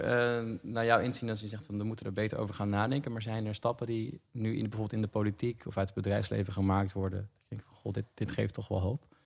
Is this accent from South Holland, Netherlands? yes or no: no; Almere, Flevoland, Netherlands; ik kom uit Almere, ik ben daar opgegroeid